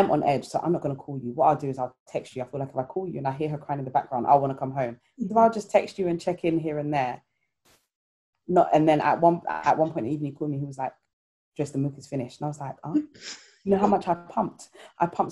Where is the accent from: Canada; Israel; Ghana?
Ghana; I'm Ghanaian